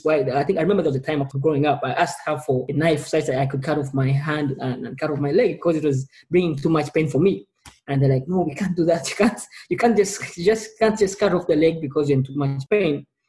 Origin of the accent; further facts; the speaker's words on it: Kampala, Central Region, Uganda; I was born in Kampala, Uganda, a small East African country.